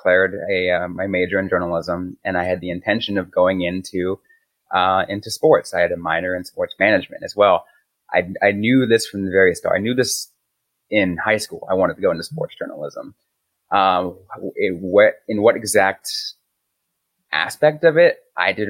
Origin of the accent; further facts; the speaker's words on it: San Jose, California, United States; I grew up in the San Francisco Bay Area in San Jose